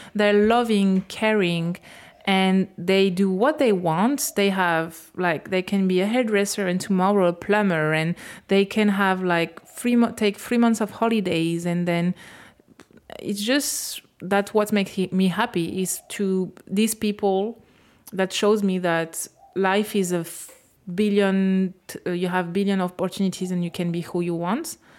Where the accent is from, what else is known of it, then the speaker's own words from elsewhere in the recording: France; English is a second language; moved away as an adult; now in Australia; I will come back to France